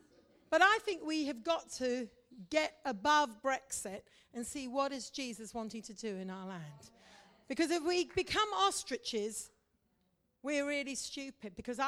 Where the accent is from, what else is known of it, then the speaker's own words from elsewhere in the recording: India; You see, I grew up in India. I'm a Mish kid and a preacher's kid, grew up in India.